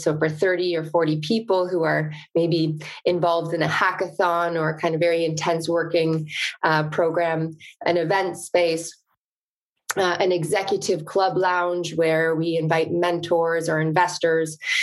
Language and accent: English; the country north of Toronto, Ontario, Canada; I'm Canadian, grew up in the country north of Toronto